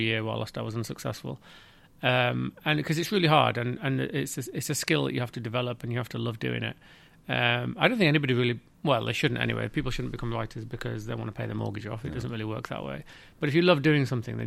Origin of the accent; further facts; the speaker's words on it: Yorkshire and the Humber, United Kingdom; also born or lived in London; I'm a Yorkshire lad at heart